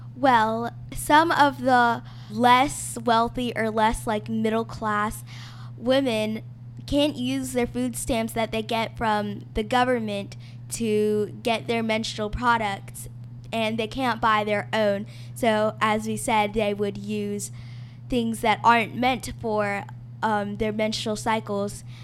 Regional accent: Miami, Florida, United States; now in Montgomery, United States; I was born in Miami, Florida, but I currently live in Montgomery, Alabama

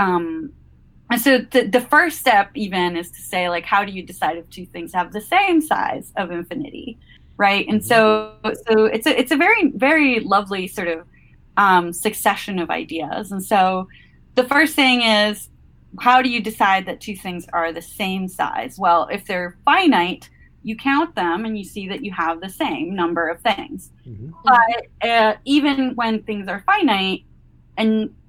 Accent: Caracas, Capital District, Venezuela; moved away as an adult; now in Maine, United States; I live in Maine. I'm originally from Caracas, Venezuela, so quite a ways away.

